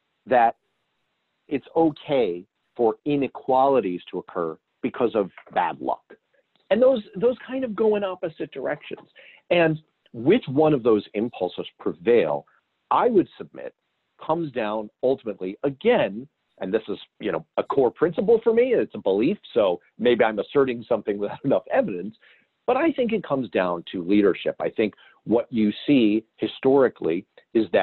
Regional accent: United States; as an American

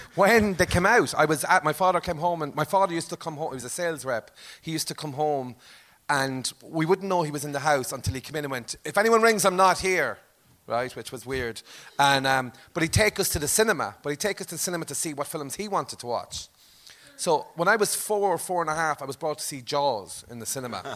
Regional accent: Limerick, Munster, Ireland; I'm from Limerick but this is an exaggerated Limerick accent

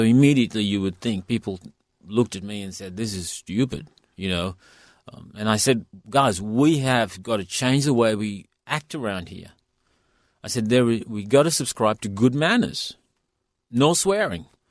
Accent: India; now in Western Australia, Australia; I come from India

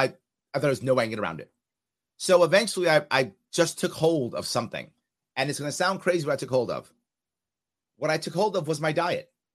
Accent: New York City, New York, United States; I was raised in New York City

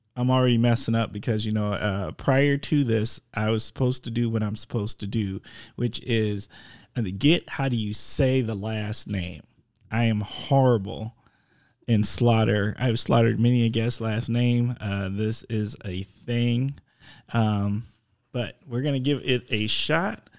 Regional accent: Wisconsin, United States; I'm from Wisconsin

